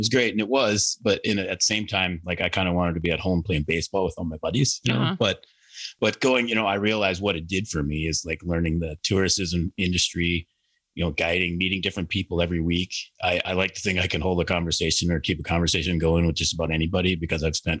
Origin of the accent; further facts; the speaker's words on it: Minnesota, United States; also born or lived in Canada; I'm from Minnesota, born and raised, and I grew up, my main kind of interesting thing is my parents bought a fishing lodge in Canada when I was about 7 years old.